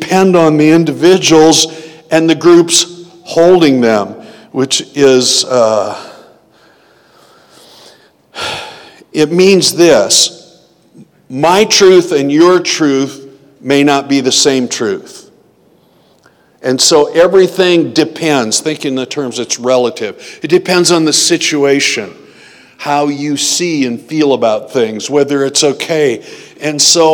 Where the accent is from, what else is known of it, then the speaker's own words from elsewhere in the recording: United States; I've always viewed myself as a Christian who's American